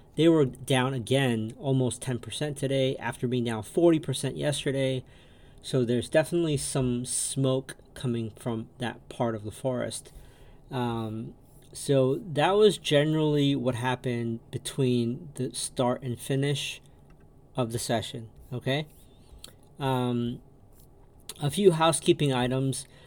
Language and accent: English; New York, United States; also born or lived in an Asian country; I grew up in New York, latchkey kid, uh, immigrated from um, an Asian country